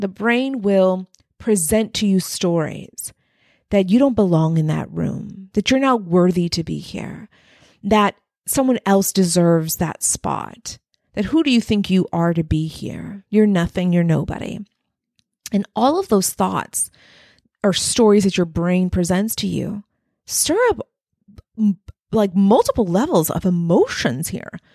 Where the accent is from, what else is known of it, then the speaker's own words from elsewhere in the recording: Texas-Mexican border, United States; I had one foot in Mexico, one foot in the U S along the Texas-Mexican border